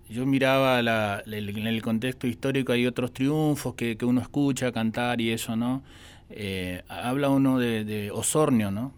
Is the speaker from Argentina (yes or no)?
yes; Misiones, Argentina; Misiones, que es de donde yo soy